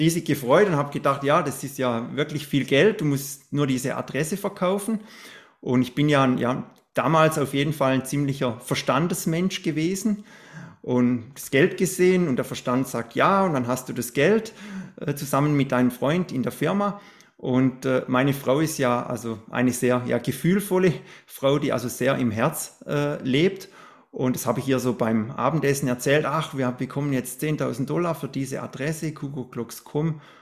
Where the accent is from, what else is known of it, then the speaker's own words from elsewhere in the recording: Black Forest, Baden-Württemberg, Germany; ich bin ja im Schwarzwald aufgewachsen. Ich wohne ja immer noch in, im Schwarzwald